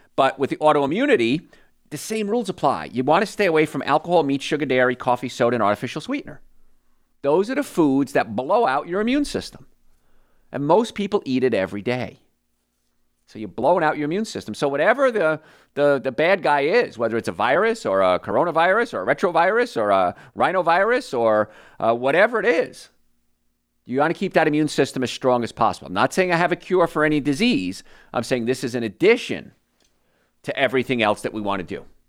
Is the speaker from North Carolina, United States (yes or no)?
no; New Jersey, United States; I grew up in New Jersey, and I grew up in a place called Cancer Alley